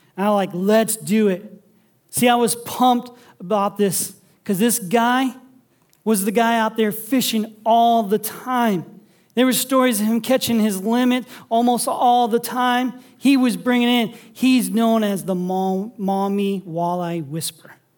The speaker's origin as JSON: {"language": "English", "town": "Sandusky", "region": "Ohio", "country": "United States", "tie": "born or raised there", "lives_now": "Toledo, United States", "said": "I grew up in Sandusky on the lake"}